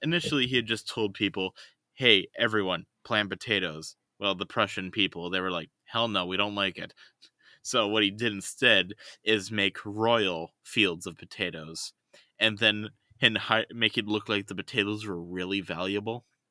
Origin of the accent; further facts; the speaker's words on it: United States; I'm an American